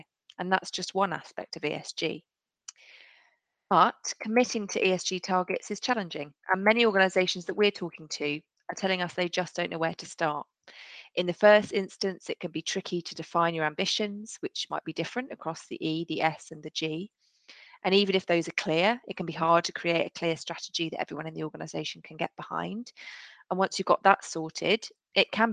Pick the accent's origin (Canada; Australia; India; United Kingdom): United Kingdom; near Harpenden, Hertfordshire, East of England; I grew up just down the road